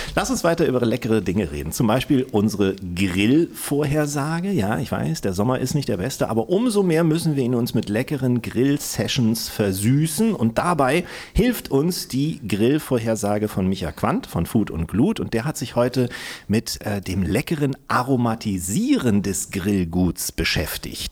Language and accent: German; Kiel, Schleswig-Holstein, Germany; born or raised there